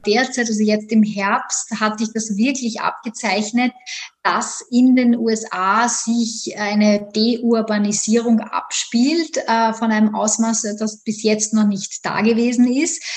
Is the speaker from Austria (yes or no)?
yes; Austria; moved away as an adult; also born or lived in Vienna; now in New York, United States; Ich komme ursprünglich aus Österreich